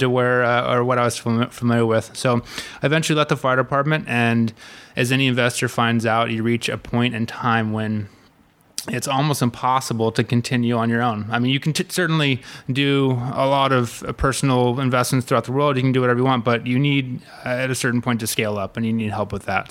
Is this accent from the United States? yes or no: yes; Malibu, California, United States; originally, I grew up in Malibu, California